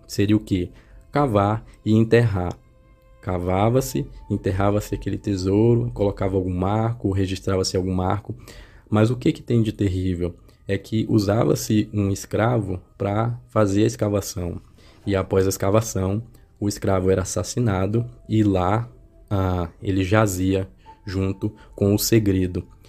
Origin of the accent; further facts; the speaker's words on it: Caxias, Maranhão, Brazil; also born or lived in Teresina, Piauí / Goiás; now in Goiânia, Brazil; eu nasci em Teresina, Piauí, e acabei morando boa parte da minha infância e adolescência em Caxias, Maranhão